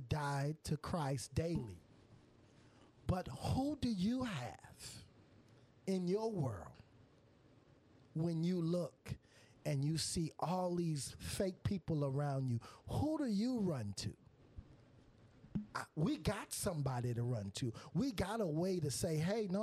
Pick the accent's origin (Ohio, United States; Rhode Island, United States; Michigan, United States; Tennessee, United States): Michigan, United States; now in Florida, United States; I'm from Michigan. I'm here in Florida. Didn't know nobody in Florida